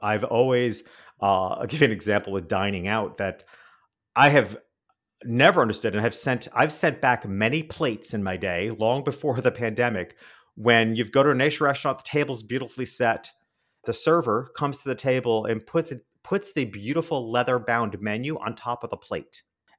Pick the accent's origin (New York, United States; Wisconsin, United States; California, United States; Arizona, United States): New York, United States; New York City; now in Miami, United States; I'm a city guy. I grew up in New York City and now I live in Miami.